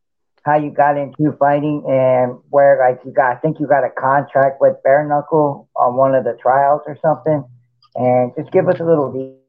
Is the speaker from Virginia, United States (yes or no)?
yes; Norfolk, Virginia, United States; my hometown, Norfolk, Virginia.